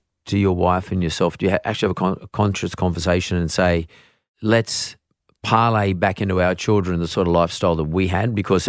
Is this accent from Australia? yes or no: yes; Vaucluse, New South Wales, Australia; But like growing up in Vaucluse, you know, 30 years ago, it's not like growing up in Vaucluse today.